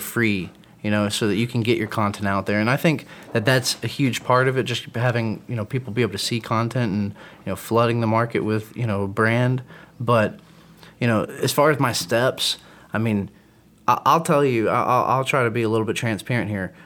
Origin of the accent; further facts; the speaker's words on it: Atlanta, Georgia, United States; I come I come from Atlanta, man. I come from … as being growing up.